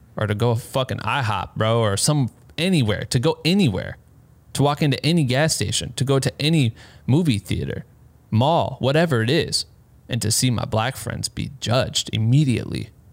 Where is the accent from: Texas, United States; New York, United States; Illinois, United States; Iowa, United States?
Iowa, United States; I'm from Iowa